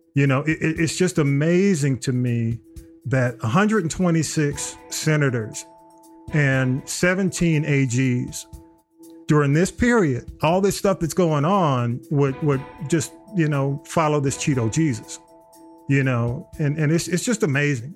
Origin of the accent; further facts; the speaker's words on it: Georgia, United States; I'm from Georgia. I grew up in Georgia